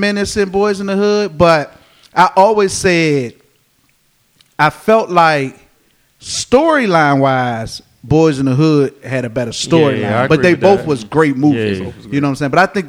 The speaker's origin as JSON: {"language": "English", "area": "DC area", "region": "Maryland", "country": "United States", "said": "I notice when you say Maryland, they automatically think Baltimore. Exactly. And I'm like, yo, I'm not from Baltimore."}